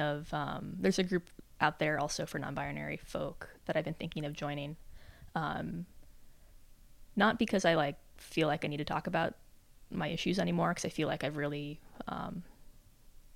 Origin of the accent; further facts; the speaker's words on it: Albuquerque, New Mexico, United States; moved away; I'm from Albuquerque